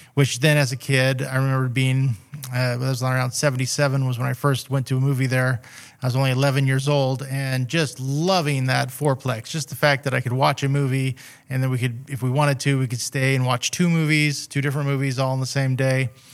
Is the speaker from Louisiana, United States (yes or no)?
no; Redding, California, United States; also born or lived in Weaverville / Seattle; was born here in Reading, uh, back in, uh, nineteen sixty-six. And, uh, have always lived either in Reading or around Reading area my whole life